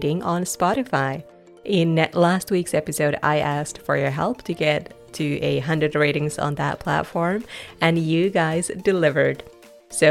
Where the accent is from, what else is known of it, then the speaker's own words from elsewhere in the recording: Finland; moved away as an adult; also born or lived in Scotland / Australia; I was born in Finland, and it's such a great place to grow up. It's kind of like winning the lottery when you grow up in Finland